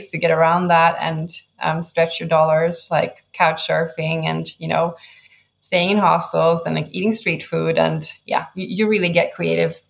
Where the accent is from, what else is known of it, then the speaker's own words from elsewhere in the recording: northern Sweden, Sweden; moved away as an adult; I'm from Sweden